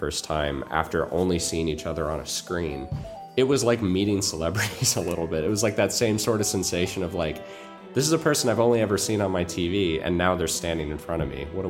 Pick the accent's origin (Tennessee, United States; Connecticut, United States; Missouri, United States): Missouri, United States; Springfield; I'm from a small town, smallish, called Springfield, Missouri.